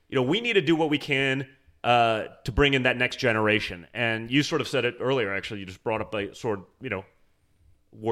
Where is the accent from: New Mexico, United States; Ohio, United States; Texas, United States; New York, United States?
New York, United States; New York City; I grew up in New York City